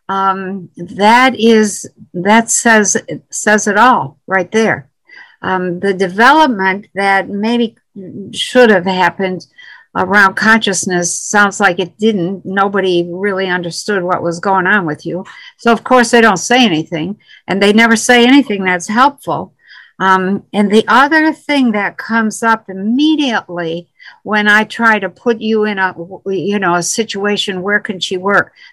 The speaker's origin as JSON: {"language": "English", "region": "Quebec", "country": "Canada", "said": "I'm French Canadian in Quebec."}